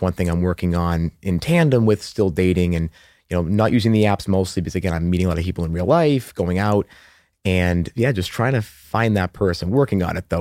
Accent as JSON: {"language": "English", "town": "Methuen", "region": "Massachusetts", "country": "United States", "tie": "born or raised there", "also_born_or_lived": "Haverhill, Massachusetts", "accent": "Boston", "moved": "yes", "said": "I'm actually from the Boston suburbs"}